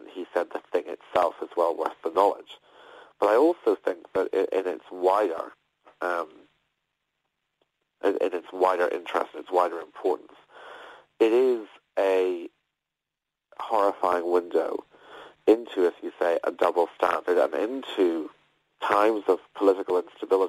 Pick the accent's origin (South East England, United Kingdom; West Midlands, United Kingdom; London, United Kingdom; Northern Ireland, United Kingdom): Northern Ireland, United Kingdom; Belfast; I grew up in Belfast, where in Northern Ireland